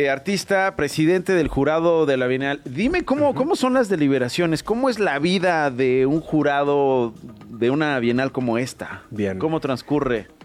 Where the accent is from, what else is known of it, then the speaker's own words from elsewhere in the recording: Chilangos, Mexico City, Mexico; Somos chilangos.